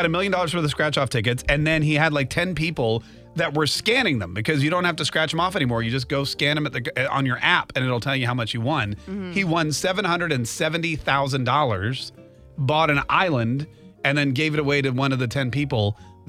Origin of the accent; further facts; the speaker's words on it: North Carolina, United States; now in Jacksonville, United States; I grew up in North Carolina where tobacco is basically, it's one of the 4 food groups.